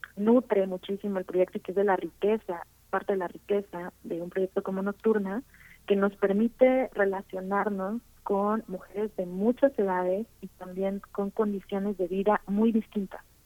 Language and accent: Spanish; Tuxtla Gutiérrez, Chiapas, Mexico; moved away as an adult; Yo soy originaria de Tuxtla Gutiérrez, Chiapas.